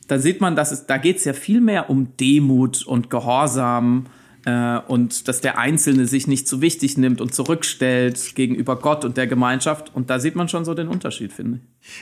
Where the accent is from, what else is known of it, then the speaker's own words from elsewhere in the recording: Waldkirch, Baden-Württemberg, Germany; moved away as an adult; now in Berlin, Germany; Ich bin aber gebürtig aus dem Schwarzwald, aus äh, Waldkirch bei Freiburg